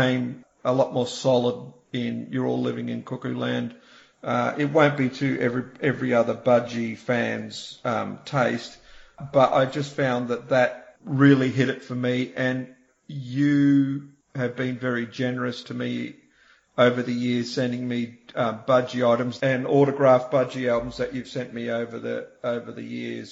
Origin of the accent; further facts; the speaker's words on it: New Zealand; also born or lived in Australia; I was born in Australia, but I spent a lot of my childhood in New Zealand